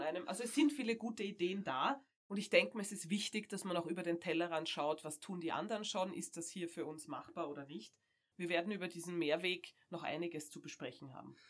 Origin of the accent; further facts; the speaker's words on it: Austria; bei uns in Österreich